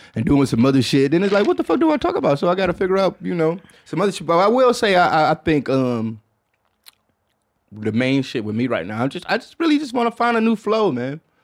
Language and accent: English; Michigan, United States; moved away; I'm from Michigan